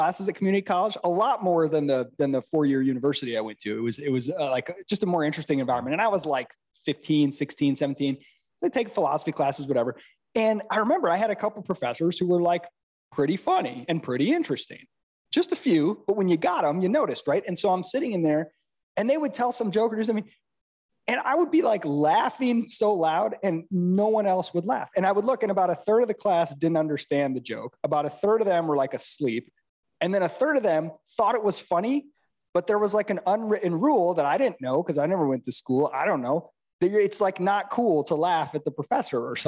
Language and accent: English; Midwest, United States; moved away as an adult; I'm from the Midwest